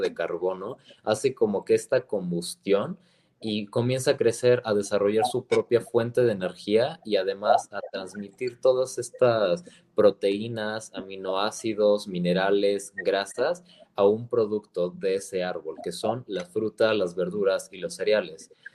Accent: Mexico; bases principales de nuestra, de nuestra alimentación como mexicanos

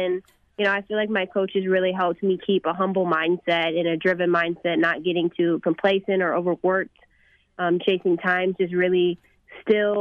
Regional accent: McKinney, Texas, United States; my hometown of McKinney.

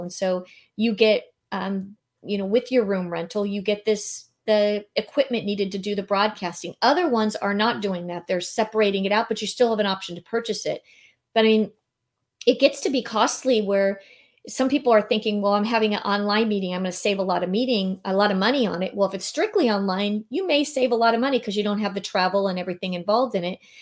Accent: San Diego, California, United States; moved away as an adult; now in Naples, United States; I was born and raised in San Diego, so I left here in two thousand eighteen

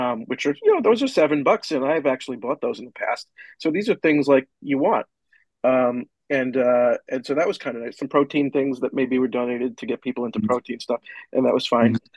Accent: New York, United States; I'm from New York

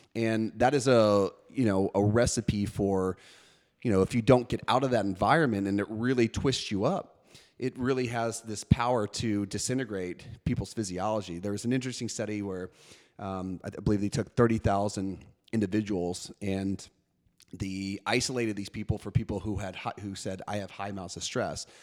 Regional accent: New York City, New York, United States; I grew up in New York City

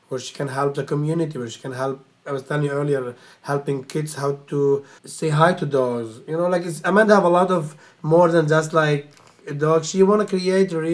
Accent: Lebanon; moved away as an adult; now in New York, United States; I grew up in Lebanon.

